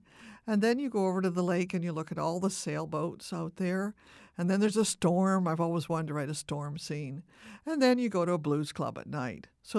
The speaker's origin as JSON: {"language": "English", "town": "Winnipeg", "region": "Manitoba", "country": "Canada", "said": "And I'm from Winnipeg, Manitoba"}